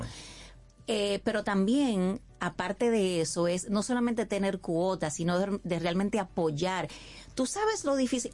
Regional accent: Dominican Republic; also born or lived in San José de Ocoa; mi país

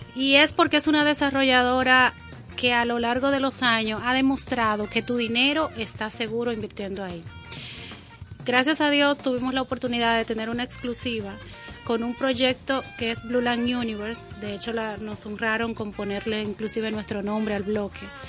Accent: Dominican Republic; yo me siento una dominicana orgullosa

